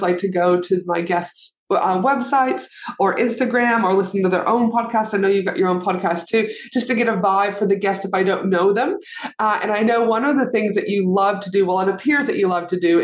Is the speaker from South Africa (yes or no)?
no; Alberta, Canada; now in Australia; I live in Australia, but I'm from Canada. So we, you know, Alberta specifically.